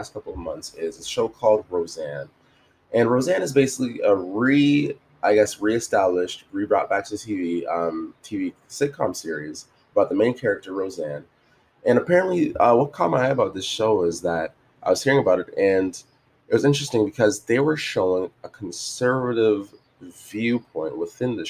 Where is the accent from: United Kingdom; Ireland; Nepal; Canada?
Canada; Jamaican and coming up, it's kind of like growing up in, Canada